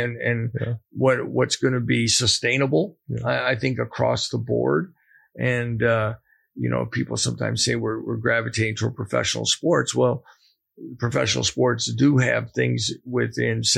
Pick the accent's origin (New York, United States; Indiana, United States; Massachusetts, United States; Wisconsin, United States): Wisconsin, United States; moved away as an adult; also born or lived in Nebraska / Buffalo; now in Lawrence, Kansas, United States; growing up in Wisconsin